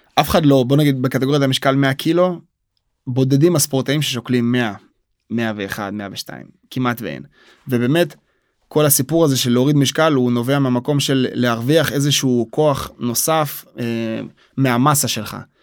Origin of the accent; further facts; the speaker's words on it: Israel; also born or lived in Soviet Union; בגיל תשעה חודשים אני עולה לארץ